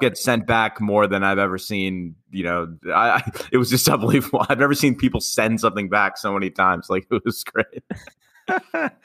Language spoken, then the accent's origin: English; New York City, New York, United States; I'm from Queens